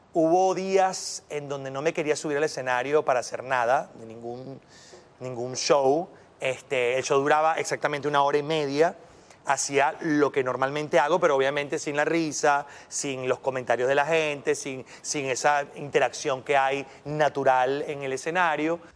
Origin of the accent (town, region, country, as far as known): Venezuela